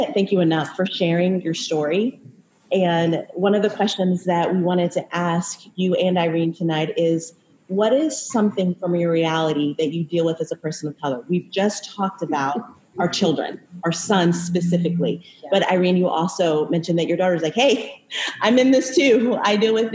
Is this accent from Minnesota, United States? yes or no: yes; Minneapolis, Minnesota, United States; I'm from Minneapolis, Minnesota.